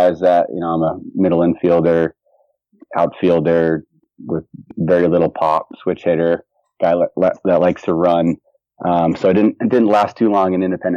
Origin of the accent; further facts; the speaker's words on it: New Hampshire, United States; moved away as an adult; also born or lived in Brooklyn, New York / New Orleans / Connecticut; I'm originally from Brooklyn, New York, but I grew up in New Hampshire